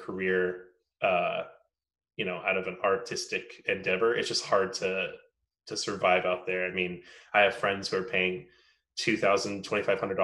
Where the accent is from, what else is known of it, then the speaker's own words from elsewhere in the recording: San Francisco Bay Area, California, United States; moved away as an adult; also born or lived in Oakland; now in Los Angeles, United States; I'm from the San Francisco Bay Area. So I actually grew up, you know, 15 minutes from San Francisco my entire life